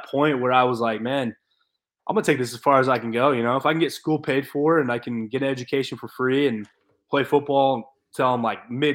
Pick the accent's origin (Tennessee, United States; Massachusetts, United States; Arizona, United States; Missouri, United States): Arizona, United States; Gilbert; I grew up in Gilbert, Arizona